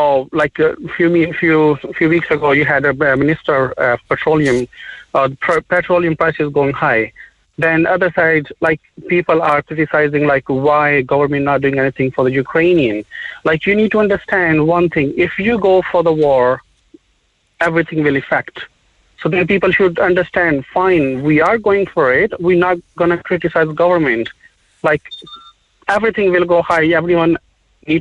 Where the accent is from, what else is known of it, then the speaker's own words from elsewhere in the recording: Pakistan; now in Ireland; I'm from Pakistan.